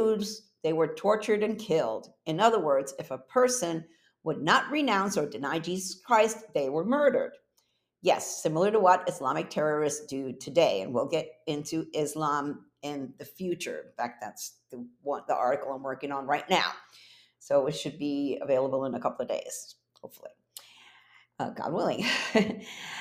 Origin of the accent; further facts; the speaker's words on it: New York, United States; moved away as an adult; also born or lived in Puerto Rico; I was born in Puerto Rico, raised in New York, then moved back to Puerto Rico after college, where I lived there for 8 years